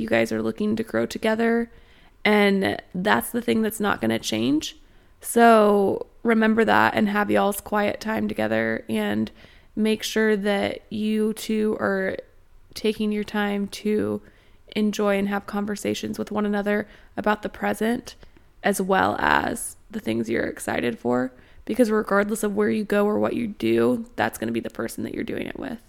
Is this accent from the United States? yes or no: yes; Austin, Texas, United States; moved away as an adult; now in Northwest Arkansas, United States; I was born in Austin, Texas, and I've spent a lot of time in Austin.